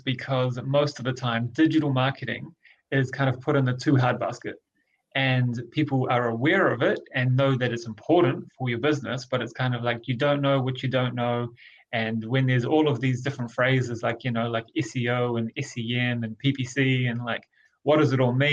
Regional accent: Rotorua, Bay of Plenty, New Zealand; a startup business in Rotorua, in my hometown

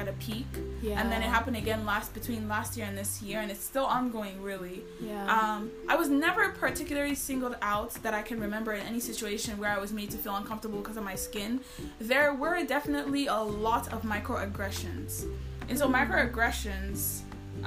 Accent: Nigeria; moved away as an adult; as a Nigerian, you're never going to feel as comfortable as you will feel back

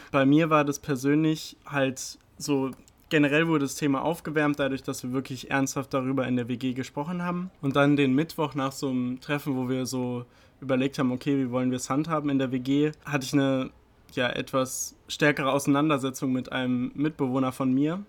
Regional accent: Oberursel, Hesse, Germany; moved away as an adult; now in Heidelberg, Germany; Ich komme ursprünglich aus Oberursel, bin jetzt aber schon seit zweieinhalb Jahren hier in Heidelberg

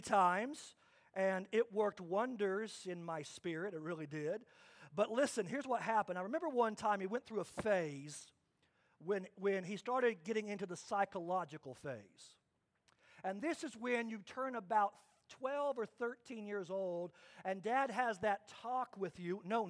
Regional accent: Kansas, United States; I grew up in Kansas, and my dad was a strong disciplinarian.

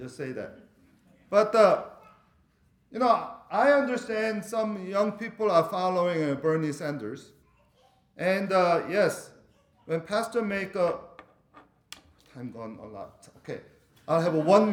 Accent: Venezuela; moved away; I'm from Venezuela

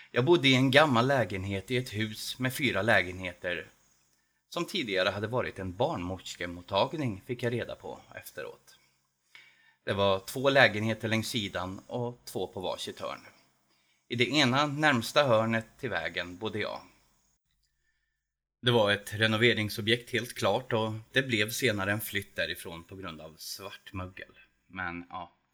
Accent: Edsvalla, Värmland, Sweden; also born or lived in Södertälje; now in Edsvalla, Sweden; Värmland, ja. Det är där jag kommer ifrån och där jag bor. Det kunde ni kanske inte ana på min röst, men eh, det kan bero på att några år bodde jag i Södertälje

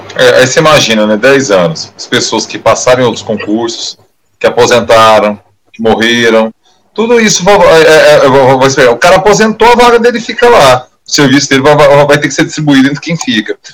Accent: Goiânia, Goiás, Brazil; aquela região ali do, do Baixo Troporto, que é de onde eu venho, né? É onde eu passei a minha infância e minha adolescência, até início da idade adulta

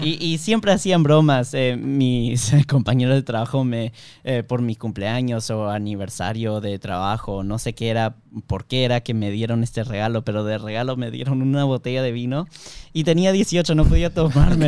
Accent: Miami, Florida, United States; yo nací en Miami, obviamente allá solamente se habla en inglés en el, en el colegio, pero eh, todo el mundo en Miami habla en español

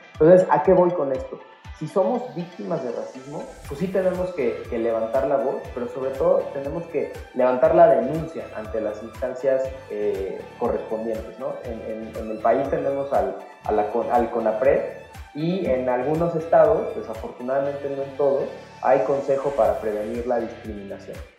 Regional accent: Mexico; como mexicanas y mexicanos

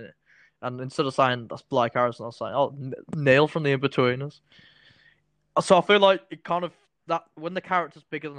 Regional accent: United Kingdom; obviously I'm British, aren't I?

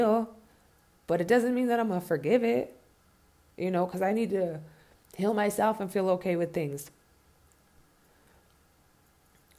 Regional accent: California, United States; also born or lived in Ventura / Oxnard; now in Denver, United States; I was born in Cali and my foundation was there

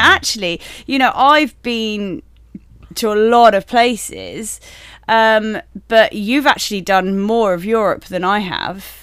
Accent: United Kingdom; moved away as an adult; We're obviously British, um, and before joining this industry, we lived in the U K

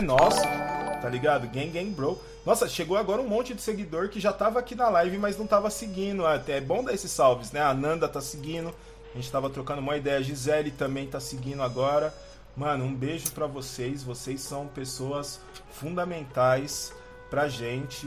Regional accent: São Paulo, Brazil; eu cresci em Itaquera, mano, na Coab 2

